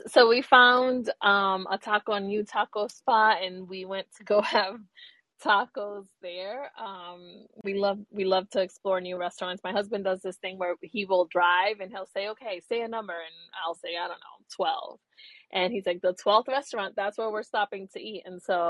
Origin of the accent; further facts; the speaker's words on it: Puerto Rico; So I am from Puerto Rico. I was born in Puerto Rico, and I spent my summers there.